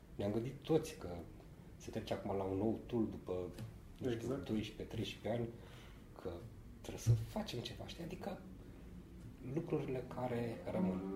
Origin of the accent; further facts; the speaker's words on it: Romania; also born or lived in Sibiu; now in Bucharest, Romania; în primul și în primul rând suntem români și în al doilea rând suntem corporatiști